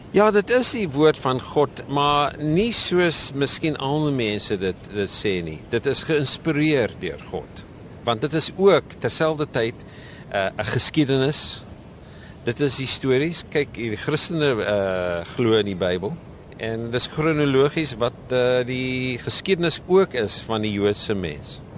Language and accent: Afrikaans; Thaba Nchu, Free State, South Africa; moved away; Ek kom oorspronklik van die Vrystaat van eh, wat ek in my jongerde ja gedink het was die middel van die heelal en dit is Tabanchu in die Vrystaat